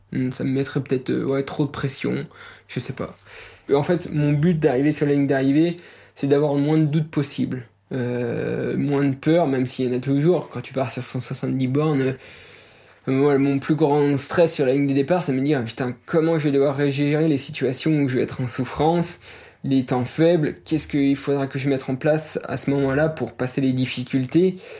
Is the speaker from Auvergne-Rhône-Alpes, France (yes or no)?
yes; Les Plans d'Hotonnes, southern Jura massif, Auvergne-Rhône-Alpes, France; moved away as an adult; also born or lived in Pontarlier; now in Jougne, France; Moi je suis pas originaire euh, de Jung, hein, je viens de des plans d'automne, c'est une petite station de ski au sud du massif du Jura. J'ai vécu 20 ans là-bas, toute mon adolescence, mon enfance.